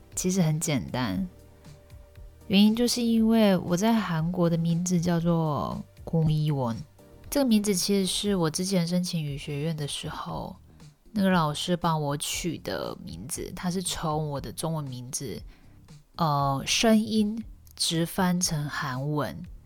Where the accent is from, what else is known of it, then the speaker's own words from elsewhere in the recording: Taiwan; moved away as an adult; now in South Korea; 毕竟我就住在台湾二十三年嘛，也没有办法忽视我在台湾长大的这个事实。我在韩国目前也才七年而已